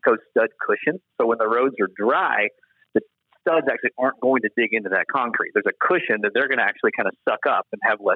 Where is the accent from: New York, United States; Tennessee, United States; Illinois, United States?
Tennessee, United States; Nashville; Born and raised in Nashville